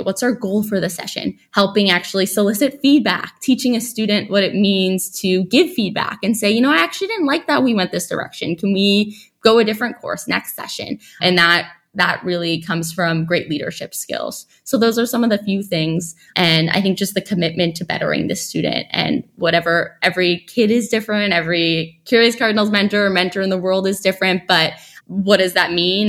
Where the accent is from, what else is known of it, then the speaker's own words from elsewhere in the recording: New York City, New York, United States; also born or lived in Stanford; I grew up in New York City